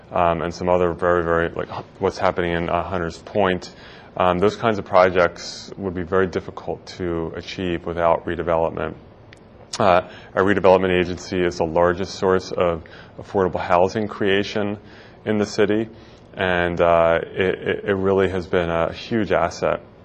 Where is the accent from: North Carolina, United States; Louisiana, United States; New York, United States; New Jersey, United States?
New Jersey, United States; Philadelphia area; moved away as an adult; now in San Francisco, United States; I grew up in the Philadelphia area in New Jersey.